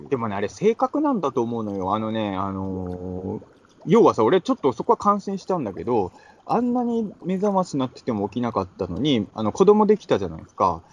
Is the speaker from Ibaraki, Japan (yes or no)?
yes; Ibaraki, Japan; now in Tokyo, Japan; 茨城の田舎者